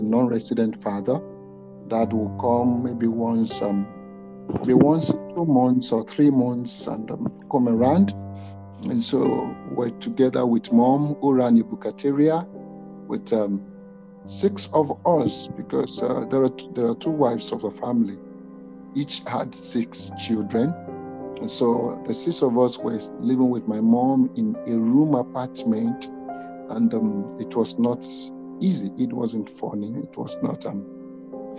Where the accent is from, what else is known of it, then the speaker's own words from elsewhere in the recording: Ondo, Nigeria; I hail from Ondo, in Ondo State, Nigeria, West Africa